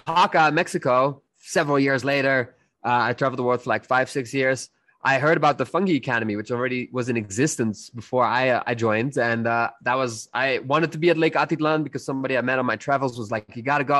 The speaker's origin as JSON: {"language": "English", "country": "Netherlands", "said": "I'm from the Netherlands."}